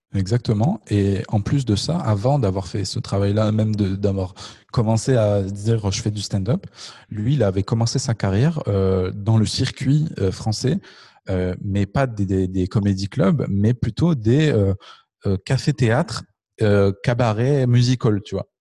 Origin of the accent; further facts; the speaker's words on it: Le Puy-en-Velay, Auvergne-Rhône-Alpes, France; moved away as an adult; also born or lived in Marseille / Canada; now in Paris, France; je viens du Puy-en-Velay